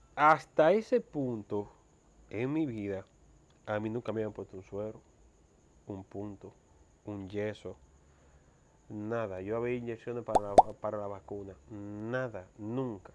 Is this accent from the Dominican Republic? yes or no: yes; Mao, Valverde, Dominican Republic; also born or lived in Santo Domingo; now in Santiago, Dominican Republic; yo me crié en Mao.